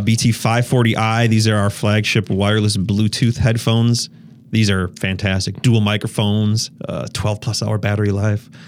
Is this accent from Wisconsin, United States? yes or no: yes; Wisconsin, United States; I'm from Wisconsin